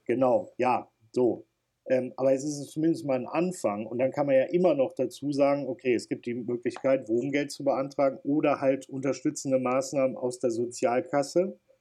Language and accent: German; North Rhine-Westphalia, Germany; Bei uns in Nordrhein-Westfalen